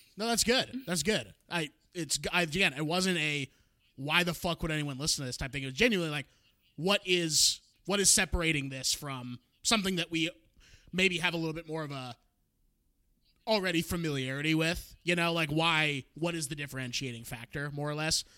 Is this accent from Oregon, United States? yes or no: yes; Portland, Oregon, United States; moved away; also born or lived in Cleveland, Ohio / Orange County, California; my my parents and I moved to the Portland suburbs